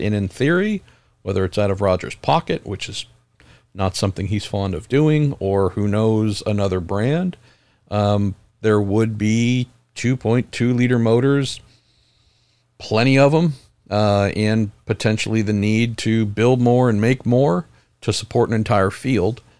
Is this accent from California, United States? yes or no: yes; San Andreas fault line, California, United States; I grew up right on the San Andreas fault line